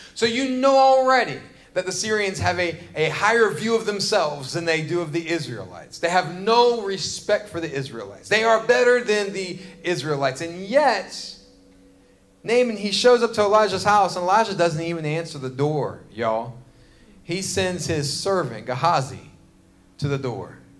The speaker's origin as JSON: {"language": "English", "area": "James River area", "region": "Virginia", "country": "United States", "tie": "born or raised there", "said": "I grew up in this area. I grew up fishing in the James River."}